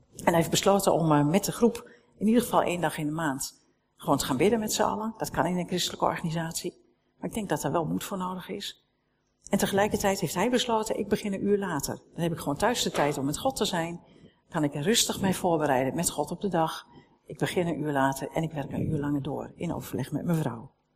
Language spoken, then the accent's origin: Dutch; Netherlands; we zijn Nederlanders